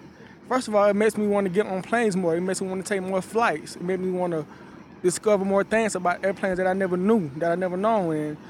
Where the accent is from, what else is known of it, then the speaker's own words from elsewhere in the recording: Atlanta, Georgia, United States; moved away as an adult; now in Chicago, United States; I am from Atlanta, Georgia, born and raised.